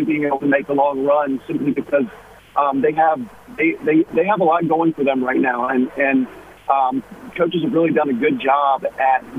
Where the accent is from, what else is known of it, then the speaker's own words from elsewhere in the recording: North Carolina, United States; I love North Carolina. It's where I grew up. It's where I'm from.